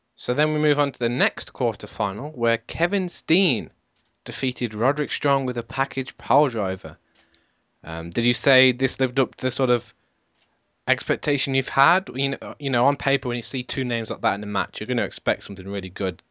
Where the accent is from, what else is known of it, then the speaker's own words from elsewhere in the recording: United Kingdom; I'm British